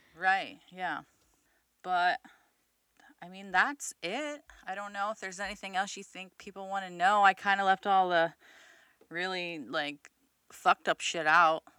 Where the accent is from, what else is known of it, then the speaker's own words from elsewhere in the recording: Midwest, United States; I'm fucking from the Midwest